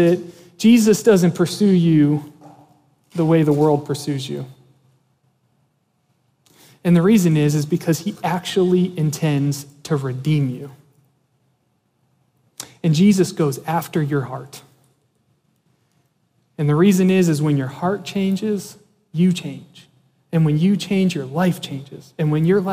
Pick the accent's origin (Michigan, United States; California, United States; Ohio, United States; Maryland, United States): Maryland, United States; Antietam Creek; Growing up, we grew up on the Antietam Creek in Maryland